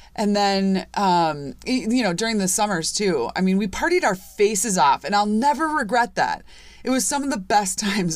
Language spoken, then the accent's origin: English; Chicago, Illinois, United States; I grew up in Chicago, I grew up in the suburbs of Chicago